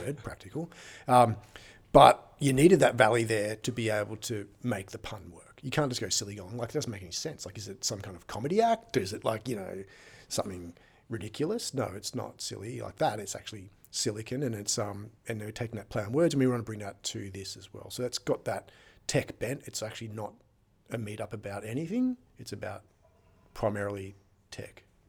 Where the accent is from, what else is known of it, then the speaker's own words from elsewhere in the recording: Sydney, New South Wales, Australia; moved away as an adult; also born or lived in San Francisco; now in Wollongong, Australia; I always lived in Sydney my entire life. I grew up on Northern Beaches